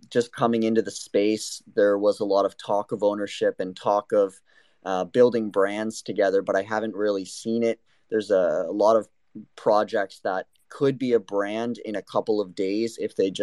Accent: Canada; I am born and raised in Canada

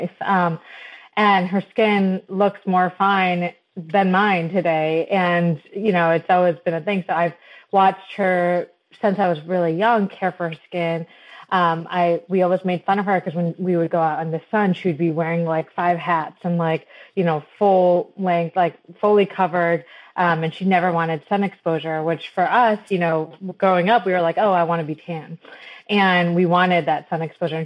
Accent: Michigan, United States; I was born and raised in Michigan

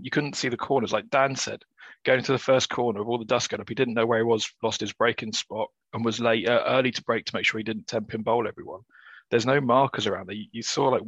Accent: England, United Kingdom; as an Englishman

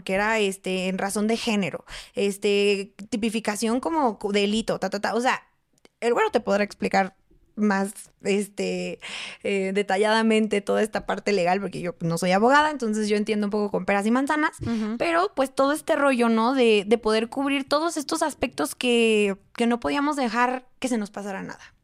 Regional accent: Mexico City, Mexico; moved away as an adult; tantas personas que somos en la Ciudad de México

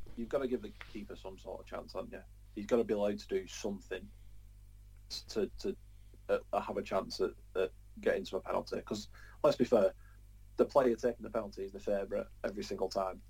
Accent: Preston, North West England, United Kingdom; It's it's my hometown

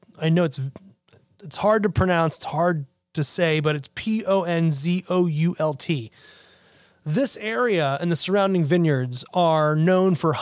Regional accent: United States; I'm an American

